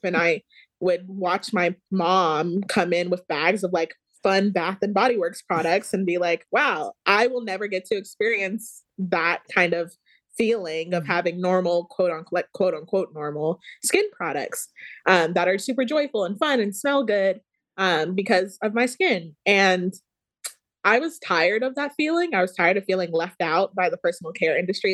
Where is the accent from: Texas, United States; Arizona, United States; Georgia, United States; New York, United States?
Georgia, United States; Dallas; I'm from Georgia. I'm from Dallas, Georgia um, went to North Paulding High School and then UGA